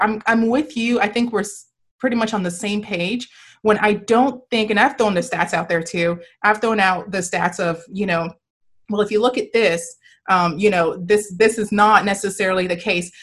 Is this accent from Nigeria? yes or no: yes; Nigeria; now in United States; I was born, I was born and raised in Nigeria, and I, and then I came here